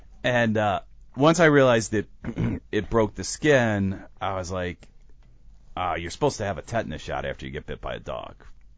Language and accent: English; United States; she realizes I'm an American